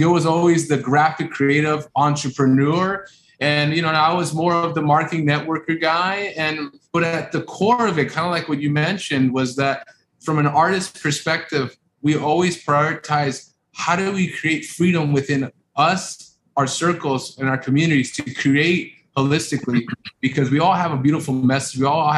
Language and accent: English; Los Angeles, California, United States; we're from South Central LA, immigrant parents that came in over in the 80s, and you know, grew up in rough areas